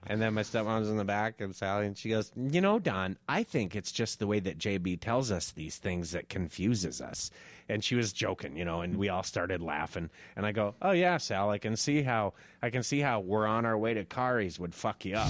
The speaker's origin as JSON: {"language": "English", "town": "Moorhead", "region": "Minnesota", "country": "United States", "tie": "born or raised there", "said": "I grew up in Morehead"}